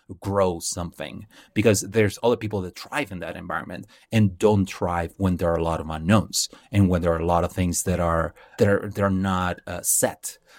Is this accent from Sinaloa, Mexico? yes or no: no; Mexicali, Baja California, Mexico; moved away; I grew up in a little town. Well, it's not a little town. I call it a little town because I, I'm like that. But, uh, it's, uh, from a place called Mexicali